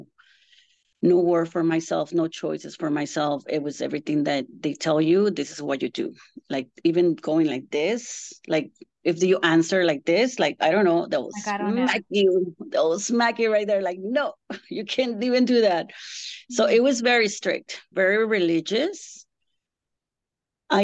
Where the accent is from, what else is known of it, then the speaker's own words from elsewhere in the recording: Tijuana, Baja California, Mexico; also born or lived in Mexico City; I was born in Mexico City, and right after that, I was taken to, my mom took me to Tijuana, Rosarito, to an orphanage when I was 3 months old